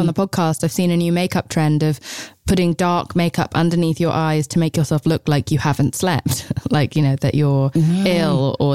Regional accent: England, United Kingdom; I'm English

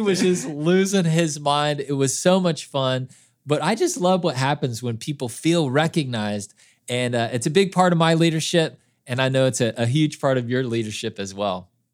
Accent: Kansas City, United States; I grew up in Kansas City

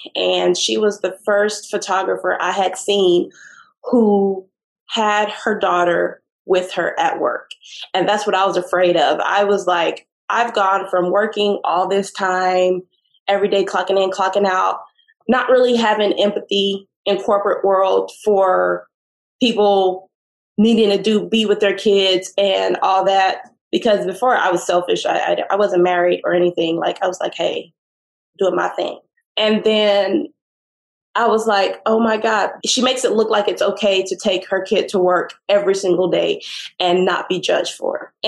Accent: Austin, Texas, United States; moved away; I'm from Austin.

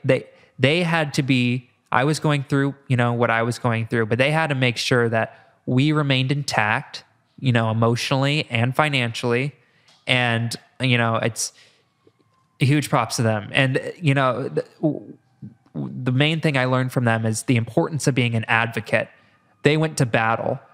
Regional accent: Iowa, United States; moved away; I'm from Iowa

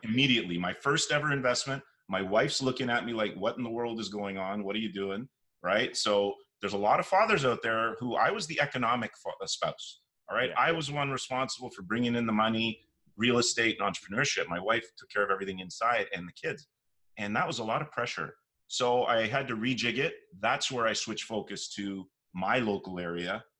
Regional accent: Toronto, Ontario, Canada; born and raised in Toronto, whole life here

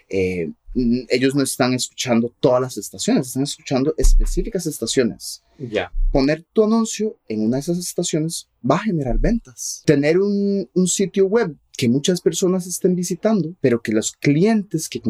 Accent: Costa Rica; Spanish is a second language; Entonces yo fui a una escuela pública en Costa Rica y aprendí por medio del sistema educativo que hay en Costa Rica.

